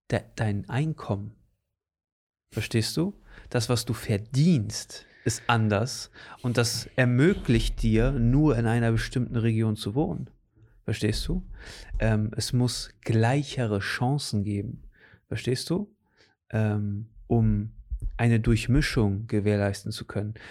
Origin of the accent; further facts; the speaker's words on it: Portugal; also born or lived in Germany; ich bin hier aufgewachsen und ich bin in Portugal aufgewachsen und ich bin, weißt du, das gehört alles zu mir